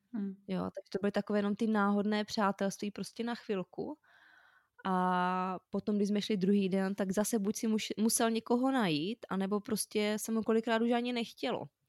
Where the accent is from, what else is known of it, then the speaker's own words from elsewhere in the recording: Zlín, Zlín Region, Czechia; moved away; also born or lived in Prague; Vyrostla jsem ve Zlíně v paneláku